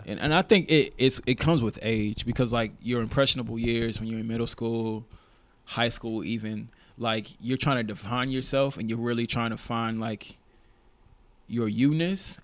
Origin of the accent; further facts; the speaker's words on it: Nashville, Tennessee, United States; moved away as an adult; now in Oregon, United States; I'm originally from Nashville, Tennessee. I moved to Oregon four years ago to attend Oregon State University.